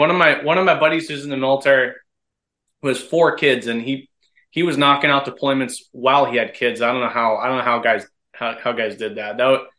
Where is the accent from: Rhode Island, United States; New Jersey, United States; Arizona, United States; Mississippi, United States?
New Jersey, United States; moved away as an adult; also born or lived in Tampa, Florida; now in St. Petersburg, United States; I grew up in New Jersey.